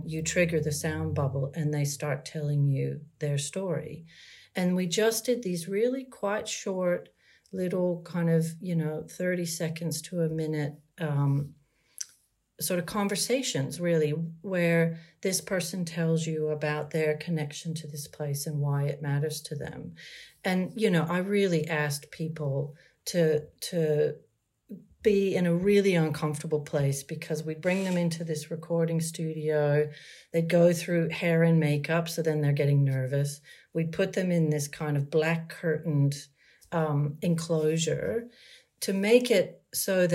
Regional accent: United States; moved away as an adult; also born or lived in Maryland / Australia; now in Sydney, Australia; being born and raised in America and then living many decades now in Australia

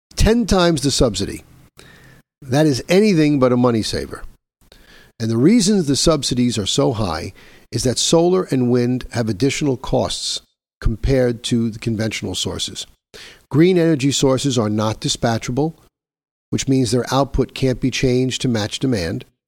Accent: New York, United States; my home state of New York

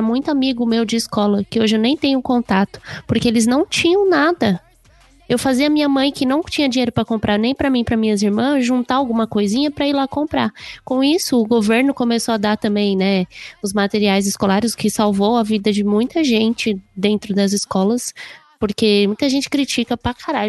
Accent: Guarulhos, São Paulo, Brazil; estudar numa escola assim de periferia, vamos dizer assim, que eu sou do Pimentas.

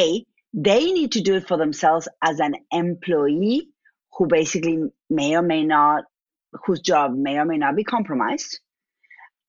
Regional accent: Argentina; accent: Argentine; moved away as an adult; now in United States; My accent is from Argentina.

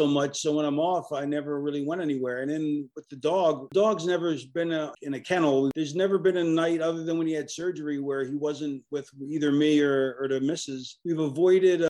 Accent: Florida, United States; moved away as an adult; also born or lived in Philadelphia, Pennsylvania / Delaware; I grew up in Florida, and I went to University of Delaware because I was born in Philadelphia

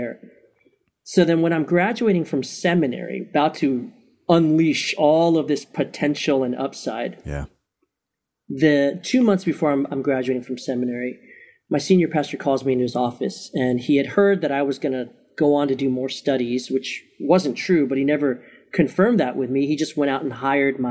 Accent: Maryland, United States; moved away as an adult; also born or lived in Chicago, Illinois; I'm actually originally from Maryland, but my wife and I said we became adults in Chicago for eight years. And then we came back 9 years ago

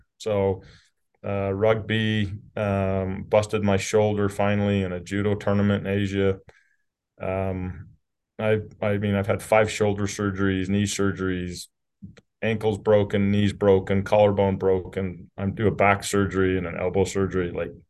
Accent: Utah, United States; So I am from Southern Utah, rural Utah.

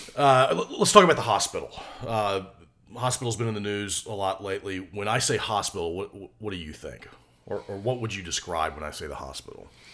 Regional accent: United States; I can't get anywhere else as an American citizen.

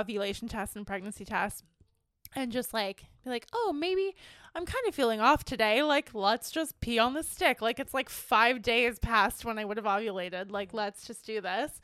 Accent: Ontario, Canada; now in British Columbia, Canada; I'm originally from Ontario

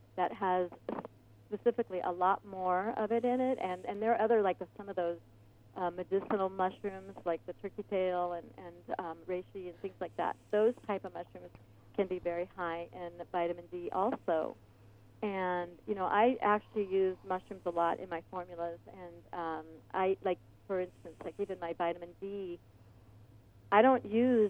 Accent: Omaha, Nebraska, United States; now in Ventura County, United States; I grew up in Omaha, Nebraska, and it was snowy and cold in the wintertime

